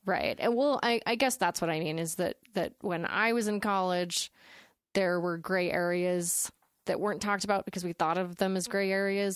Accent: Utah, United States; I was growing up in Utah County, which is the Mormonist of the, the counties

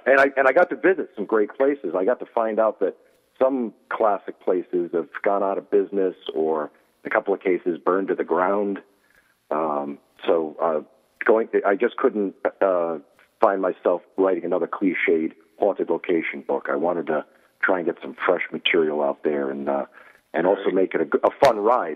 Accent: Rhode Island, United States; here in Rhode Island, in my hometown.

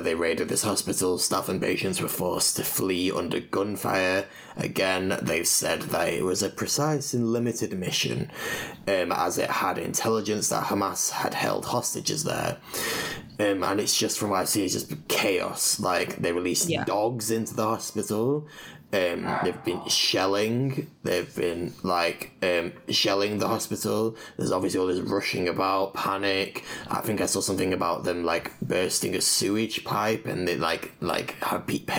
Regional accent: Scotland, United Kingdom; now in Zurich, Switzerland; I'm originally from Scotland, but I'm half Punjabi from my dad's side. I'm also based in Zurich at the moment

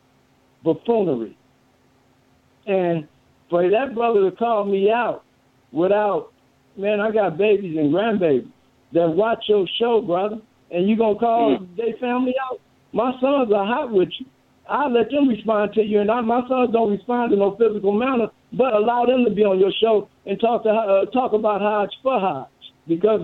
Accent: Chicago, Illinois, United States; I'm the first champion from Chicago

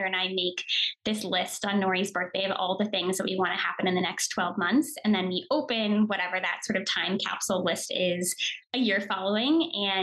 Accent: Connecticut, United States; moved away; also born or lived in New York; I grew up on the East Coast in Connecticut

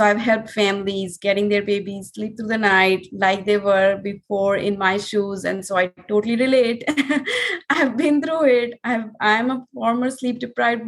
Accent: India; moved away as an adult; now in Miami, United States; we are originally from India. And we moved to Miami in 2017

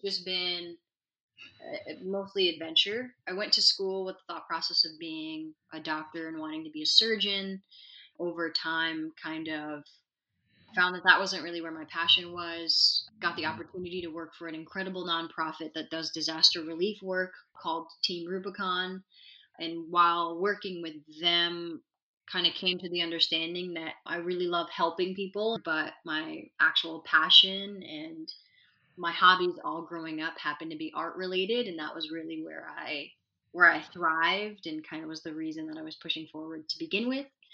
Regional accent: Sana'a, Amanat Al Asimah, Yemen; also born or lived in United Arab Emirates; now in United States; I grew up in Sana'a, Yemen, the youngest of six.

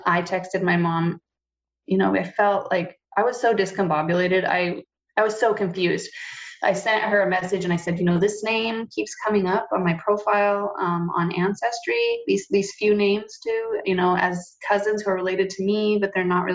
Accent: Montana, United States; moved away; took me back to Montana. We lived with my grandparents, her parents, until they got divorced

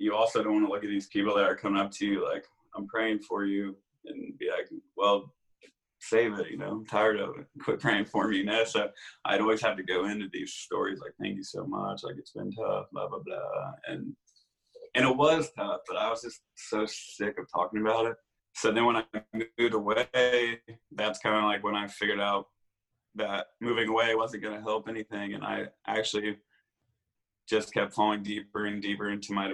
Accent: Indiana, United States; in my little hometown, Indiana, I was always the sick kid

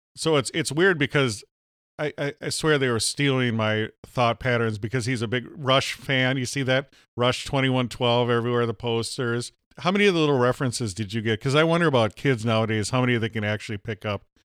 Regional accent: Minnesota, United States; I'm from Minnesota.

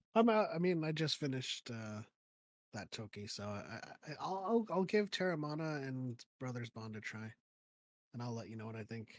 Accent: Philippines; moved away; I was born in the Philippines

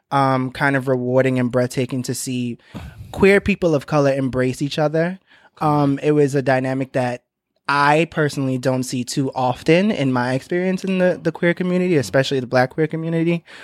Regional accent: Trinidad & Tobago; I'm from Trinidad, oh

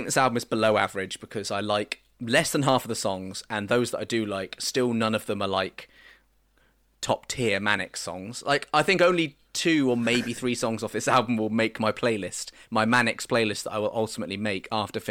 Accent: United States; That's my right as an American.

